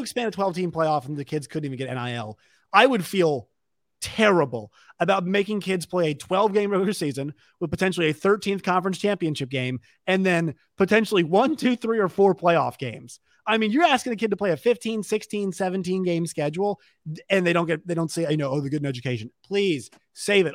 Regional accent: Virginia, United States; I'm from Virginia.

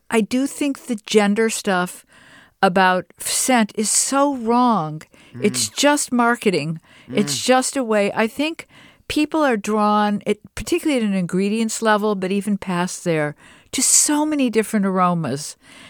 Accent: Detroit, Michigan, United States; I'm from Detroit, and I had the same experience as you when I saw like a lemon tree, and then I picked the flowers.

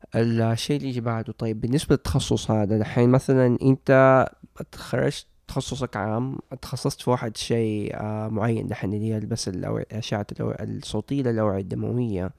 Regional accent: Saudi Arabia; في البلد عندنا في السعودية

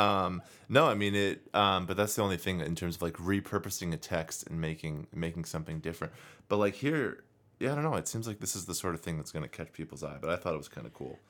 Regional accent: United States; I, as an American

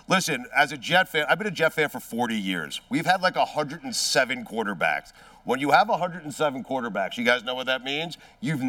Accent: Long Island, New York, United States; I grew up in Long Island

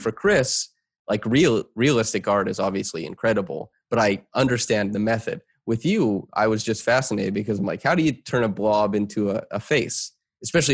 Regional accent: Saskatchewan, Canada; born or raised there

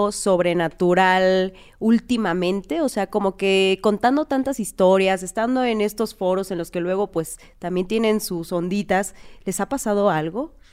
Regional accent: Oaxaca, Mexico; porque pues yo soy de Oaxaca

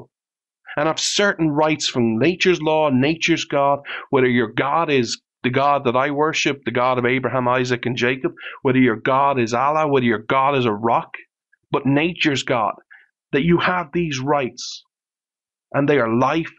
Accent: Ireland; I'm Irish

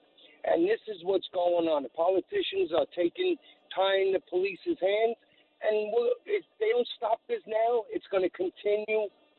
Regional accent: New York City, New York, United States; now in Staten Island, United States; I grew up in East Flatbush. I was a bad kid growing up. I'm 58 now.

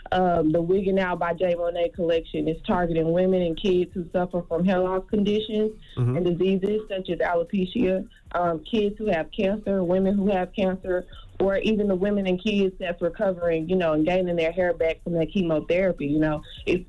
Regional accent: Memphis, Tennessee, United States; I'm 21 years old. I'm from Memphis, Tennessee, of course.

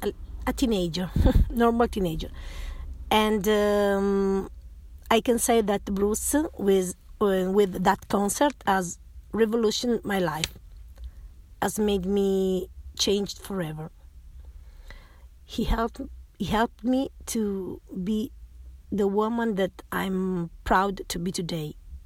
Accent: Turin, Piedmont, Italy; now in Rome, Italy; I come from Italy. I live in Rome, but I was born in Turin. I moved to Rome when I got married.

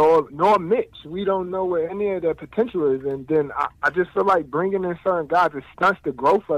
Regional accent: New York City, New York, United States; now in North Carolina, United States; I'm originally from Brooklyn, but I'm out here in North Carolina now.

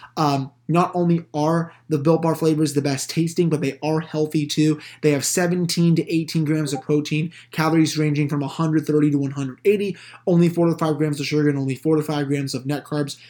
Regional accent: United States; my home country

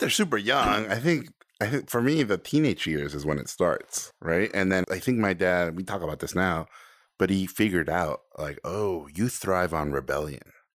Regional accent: Tijuana, Baja California, Mexico; born or raised there; first language Spanish; English is a second language; also born or lived in Mexico City; now in United States

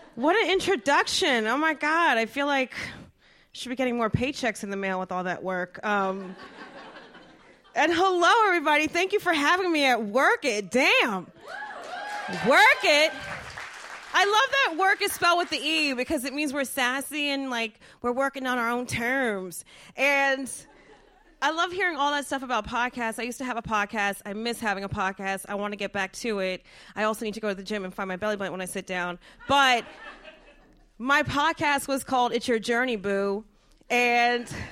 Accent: New Jersey, United States; I'm from Jersey

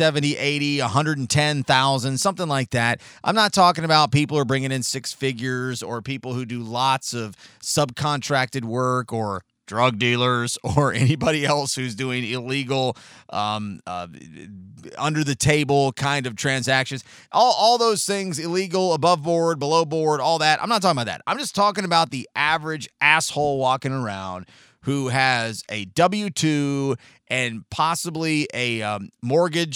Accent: San Diego, California, United States; 39 years ago, I was born in San Diego, California

